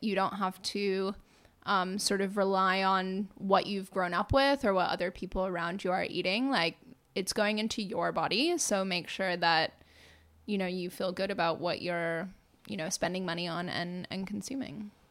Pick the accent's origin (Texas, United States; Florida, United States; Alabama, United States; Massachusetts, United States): Massachusetts, United States; Lincoln; also born or lived in Melbourne, Australia; I grew up in Lincoln, Massachusetts